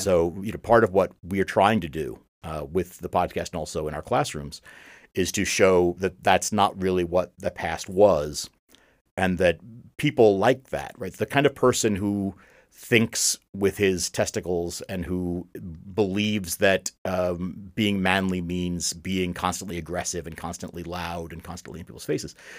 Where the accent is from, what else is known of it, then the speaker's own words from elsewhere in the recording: United States; I'm an American